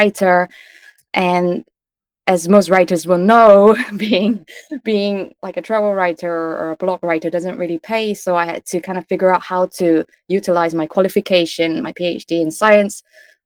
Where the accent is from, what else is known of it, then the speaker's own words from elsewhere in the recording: Kuala Lumpur, Malaysia; moved away; I grew up with undiagnosed ADHD in a part of Asia called Kuala Lumpur, Malaysia